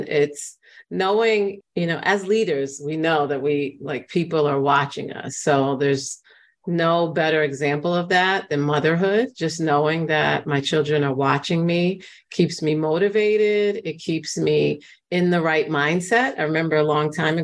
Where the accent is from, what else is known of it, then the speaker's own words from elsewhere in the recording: New York City, New York, United States; I grew up in the Bronx in New York, and there's been a lot of gentrification, but the Bronx was a very rough area when I was growing up there